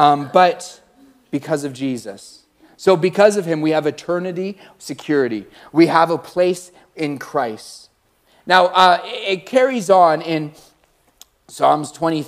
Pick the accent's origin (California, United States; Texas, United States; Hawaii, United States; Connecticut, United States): California, United States; Like, I'm from Cali.